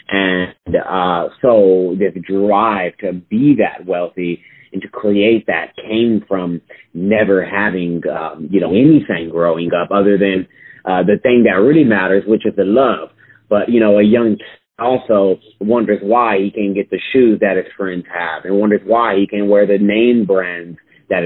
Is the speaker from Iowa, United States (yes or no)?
no; Austin, Texas, United States; I was born and raised still here in Austin, Texas.